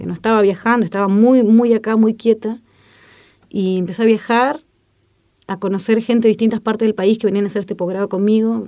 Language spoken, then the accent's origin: Spanish; Chile; moved away; soy chilena